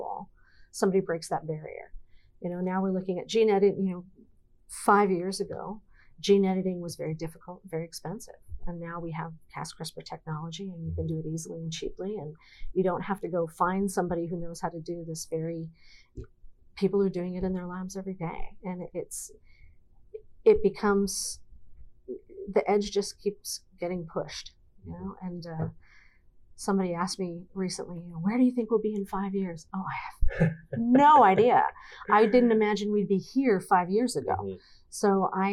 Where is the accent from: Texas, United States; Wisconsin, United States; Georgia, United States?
Wisconsin, United States; I am from Wisconsin